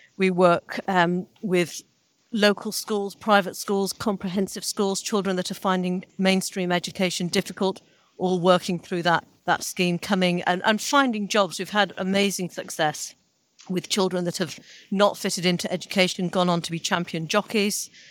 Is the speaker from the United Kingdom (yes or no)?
yes; Salford, North West England, United Kingdom; I was born in Salford.